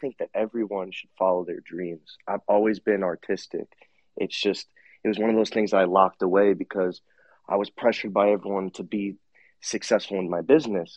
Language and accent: English; Long Island, New York, United States; moved away as an adult; now in Southwest Florida, United States; Born and raised in Long Island, New York